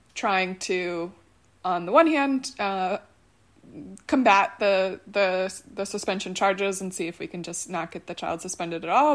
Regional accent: Buffalo, New York, United States; moved away; both of whom are back in my hometown of Buffalo

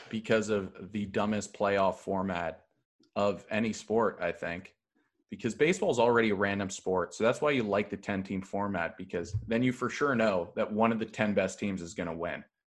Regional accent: Thornhill, Ontario, Canada; I am from Thornhill. Uh, it's between Vaughn and Markham.

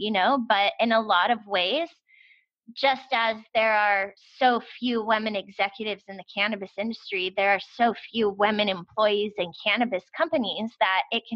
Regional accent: United States; as an American

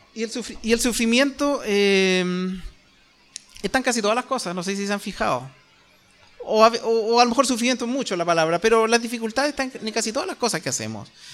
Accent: Chile; nosotros como chilenos

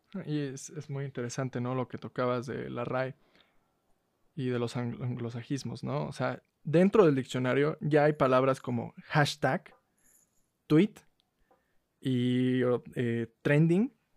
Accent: Mexico; como mexicanos hablamos de la patada

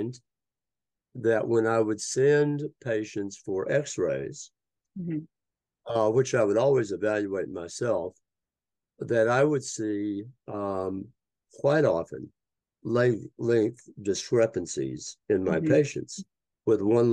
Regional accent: Tennessee, United States; moved away as an adult; also born or lived in Hudson Valley, New York; I'm a Tennessee boy. I grew up in Tennessee

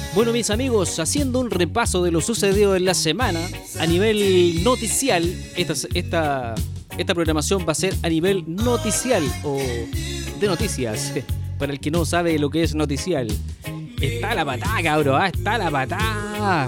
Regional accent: Chile; nosotros, los chilenos

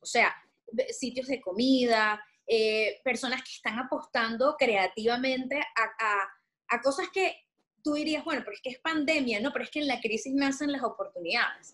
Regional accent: Venezuela; moved away as an adult; now in Puerto Rico; me mudé, me fui de Venezuela

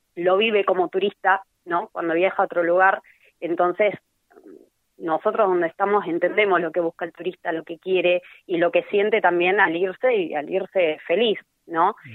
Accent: Necochea, Buenos Aires Province, Argentina; also born or lived in Tandil; yo nací acá en Necochea, estuve hasta el 2011 viviendo acá en Necochea, que me fui a Tandil, después volví 2015

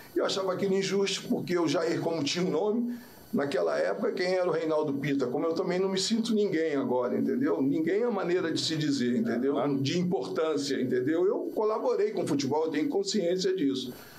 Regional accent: Rio de Janeiro, Brazil; Nasci em Maria da Graça, assim de minha mãe, entendeu? é, depois fui crescendo, eu morei no Jacarezinho, morei em Manguinhos

